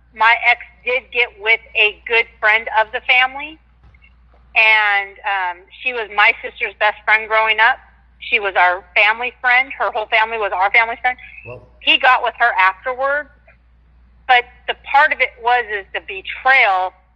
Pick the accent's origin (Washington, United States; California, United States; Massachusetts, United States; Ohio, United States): Washington, United States; I'm from Washington State